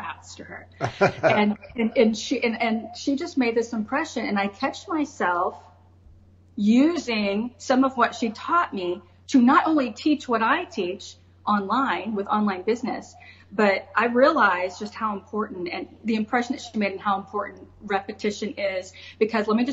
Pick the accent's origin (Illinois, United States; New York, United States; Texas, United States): Illinois, United States; Decatur; also born or lived in Florida; now in Des Moines, United States; I am from Decatur, Illinois. Very blue collar industrialized city, Decatur, Illinois, which is near Champaign and about 2 hours south of Chicago